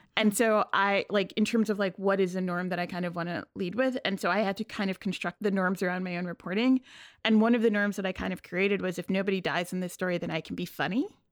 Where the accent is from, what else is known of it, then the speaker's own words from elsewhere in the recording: New York City, New York, United States; I grew up in Queens, but I grew up in Bayside